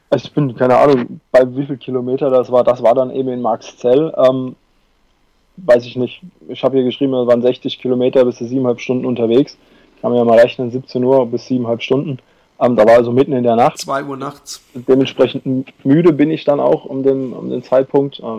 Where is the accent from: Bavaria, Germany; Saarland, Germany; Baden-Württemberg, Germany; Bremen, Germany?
Baden-Württemberg, Germany; Busenbach; moved away; Busenbach? Ist es meine alte Heimat?